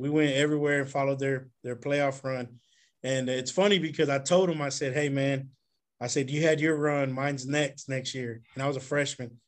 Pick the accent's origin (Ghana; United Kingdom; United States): United States; Jacinto City, Texas; also born or lived in Woodforest, Houston, Texas; I grew up in the Galena Park side in Jacinto City